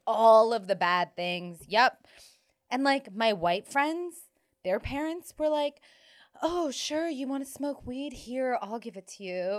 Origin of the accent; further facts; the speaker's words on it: Toronto, Ontario, Canada; growing up in Toronto